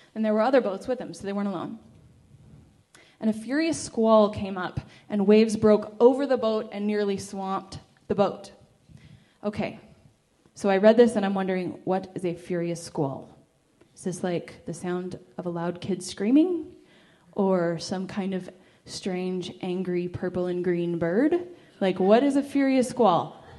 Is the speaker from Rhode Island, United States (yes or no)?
no; California, United States; I'm from California